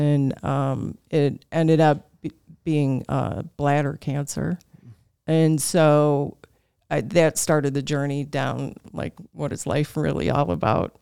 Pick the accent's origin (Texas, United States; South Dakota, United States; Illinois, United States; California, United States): Illinois, United States; Buffalo Grove; also born or lived in Wisconsin / Arlington Heights, Illinois / Mount Prospect, Illinois / Chicago, Illinois; I am from Buffalo Grove, Illinois.